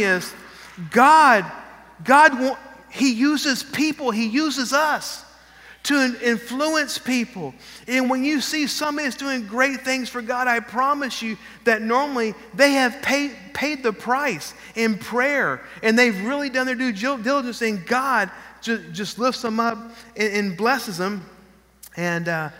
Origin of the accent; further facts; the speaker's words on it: Texas, United States; moved away as an adult; also born or lived in Lafayette, Louisiana; We're from Texas